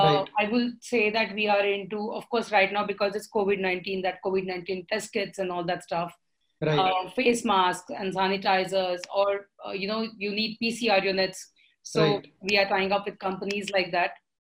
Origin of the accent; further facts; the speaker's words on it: Pune, Maharashtra, India; I'm from Pune. My family and everybody, we always belong to this educational city.